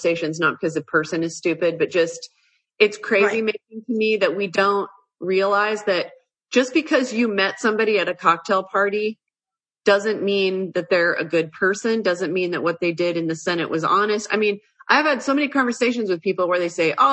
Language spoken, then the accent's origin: English; Washington, District of Columbia, United States; also born or lived in Lindon, Utah; now in Utah, United States; I grew up in Washington, D.C., and my dad was a defense intelligence officer in the Pentagon